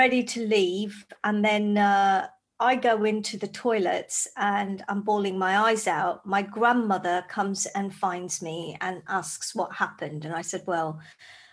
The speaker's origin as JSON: {"language": "English", "country": "Zambia", "tie": "born or raised there", "moved": "yes", "lives_now": "United Kingdom", "said": "I grew up in Zambia in Africa"}